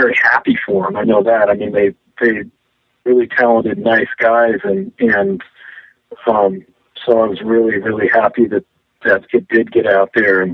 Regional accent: Midwest, United States; now in Seattle, United States; I grew up in the Midwest

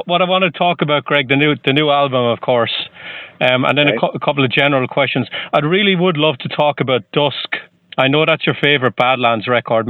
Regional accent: Ireland; moved away as an adult; now in Boston, United States; I'm from the next parish over. I'm from Ireland.

